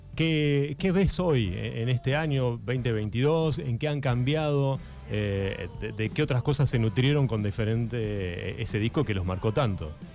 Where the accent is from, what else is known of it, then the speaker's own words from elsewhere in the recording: Darregueira, Buenos Aires Province, Argentina; nosotros somos de Arregueiro